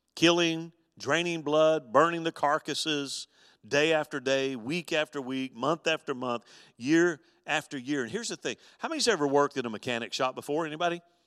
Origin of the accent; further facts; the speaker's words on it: Mobile, Alabama, United States; when I was a boy growing up on the Gulf Coast with my, my dad